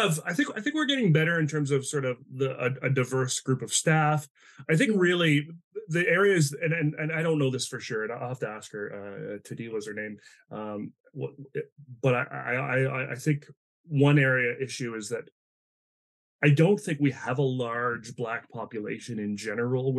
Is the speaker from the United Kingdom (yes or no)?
no; East Coast, Atlantic Canada, Canada; moved away as an adult; also born or lived in Vancouver; I grew up in the East Coast in Atlanta, Canada